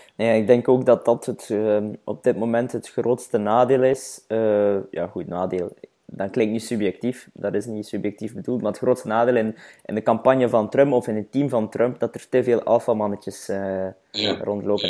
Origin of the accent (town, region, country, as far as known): Flanders, Belgium